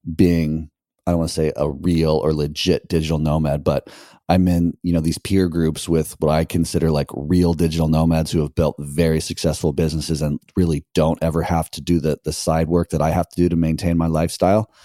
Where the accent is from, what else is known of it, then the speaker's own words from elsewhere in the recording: United States; moved away as an adult; now in Nicaragua; America, like it's my home country